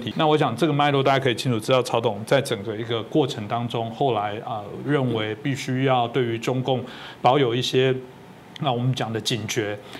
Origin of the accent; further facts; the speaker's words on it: Taiwan; 很有我们台湾人那种味道。